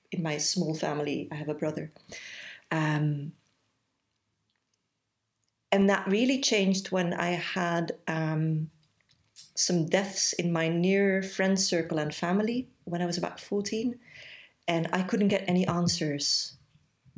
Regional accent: Belgium; moved away as an adult; now in Leicester, United Kingdom; I am originally from Belgium, which will explain the accent.

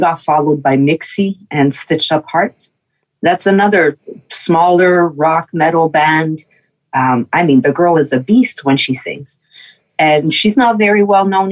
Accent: Quebec, Canada; first language French; English is a second language; I'm French Canadian. I was raised French, and I always spoke English.

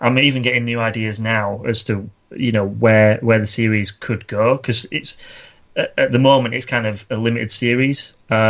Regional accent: Yorkshire and the Humber, United Kingdom; accent: northern; I'm from Yorkshire. We come out speaking eloquent English like from day one.

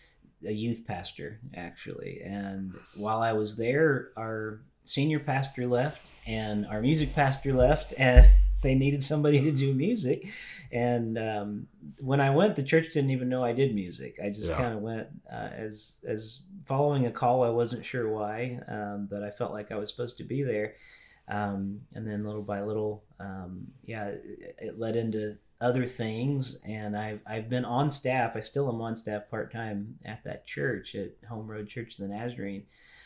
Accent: Louisville, Kentucky, United States; also born or lived in Indiana / Tennessee; Well, I was born in Louisville, Kentucky. And because my dad was a pastor, we moved a lot. So I kind of grew up in Kentucky, Indiana. We lived Tennessee for a bit.

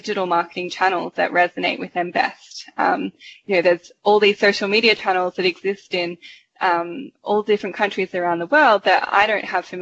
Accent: Australia; moved away as an adult; also born or lived in Sydney, Australia; now in Toronto, Canada; we come from Australia

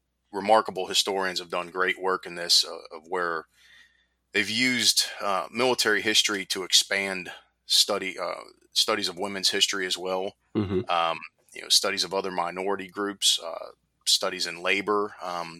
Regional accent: Pittsburgh, Pennsylvania, United States; now in Myrtle Beach, United States; I grew up in Pittsburgh

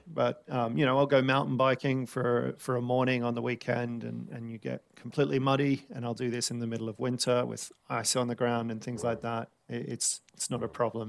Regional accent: Sydney, New South Wales, Australia; now in London, United Kingdom; growing up around Sydney

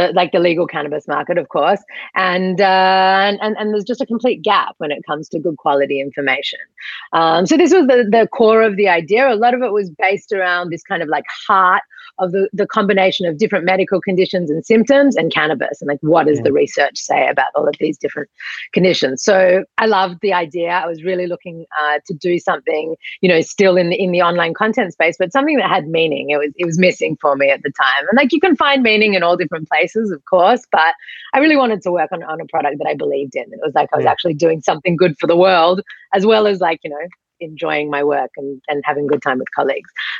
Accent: Australia; moved away as an adult; also born or lived in Sydney, Australia; now in Israel; I was born and raised here in Australia. I moved over to Israel like 15 years ago

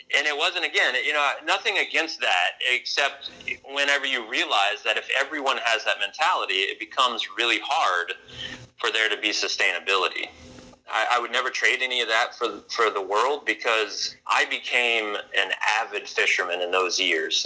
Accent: Louisiana, United States; I moved back to Louisiana and was introduced to redfish for the first time in my life, even though I grew up in Louisiana.

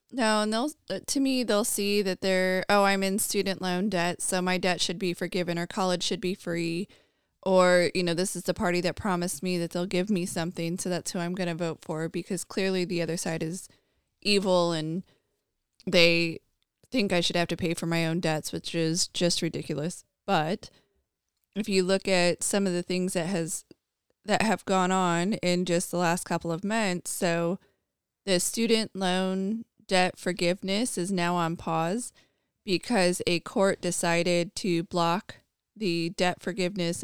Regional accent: United States; I, as an American

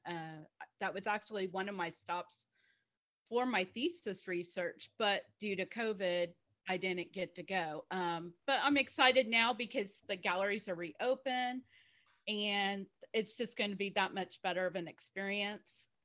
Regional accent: United States; also born or lived in Houston, Texas; I'm the American of the group. I'm in Houston, Texas

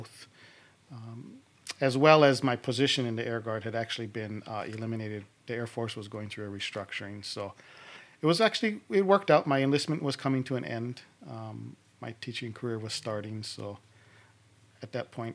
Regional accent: Makawao, Hawaii, United States; I grew up in Makawao, right off Kealaloa Avenue. Raised there.

